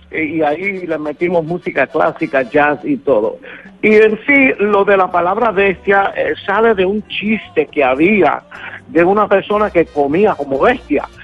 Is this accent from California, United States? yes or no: no; Brooklyn, New York, United States; born there; Yo nací en Brooklyn, Nueva York, de padres puertorriqueños